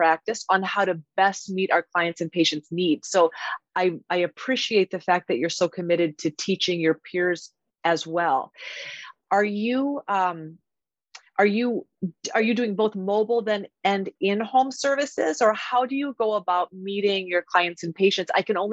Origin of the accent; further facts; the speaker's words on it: Iowa, United States; I grew up in Iowa as well, went to Iowa State